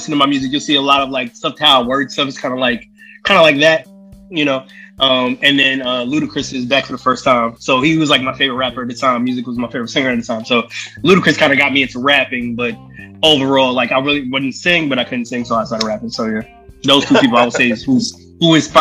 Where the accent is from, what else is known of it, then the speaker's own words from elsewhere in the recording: New York City, New York, United States; Brooklyn, New York